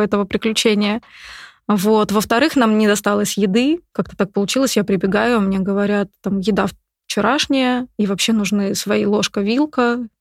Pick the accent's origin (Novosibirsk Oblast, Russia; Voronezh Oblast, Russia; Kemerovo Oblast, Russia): Kemerovo Oblast, Russia; Novokuznetsk; now in Moscow, Russia; Я же из Сибири. Девчонка из Сибири.